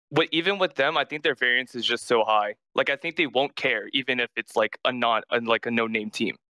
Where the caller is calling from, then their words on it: Indiana, Pennsylvania, United States; Hey, I'm calling from uh, school. I'm in Indiana, PA right now.